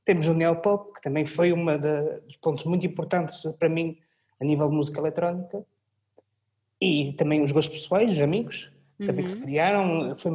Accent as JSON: {"language": "Portuguese", "country": "Portugal", "tie": "born or raised there", "also_born_or_lived": "Orléans, France", "said": "Eu nasci em França. Nasci em França, em Orleans, em que tive a minha primeira ligação com a música, que foi onde tive formação musical depois voltei para Portugal"}